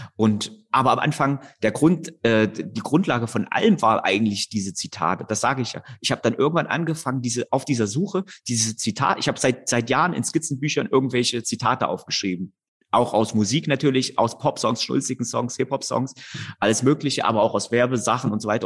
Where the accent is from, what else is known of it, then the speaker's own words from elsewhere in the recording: Erfurt, Thuringia, Germany; ich komme aus Erfurt